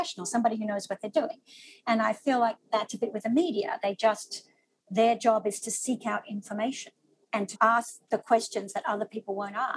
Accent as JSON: {"language": "English", "country": "Australia", "also_born_or_lived": "Sydney, Australia", "moved": "as an adult", "lives_now": "New York City, United States", "said": "I'm an Australian. We have quite serious gun restriction laws. I grew up with those"}